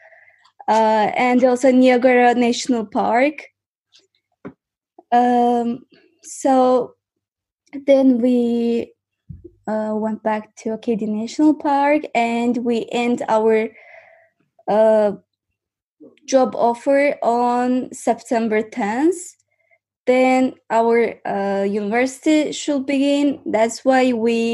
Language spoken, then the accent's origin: English; Baku, Azerbaijan; English is a second language; I'm from Azerbaijan, and now I live in Azerbaijan, Baku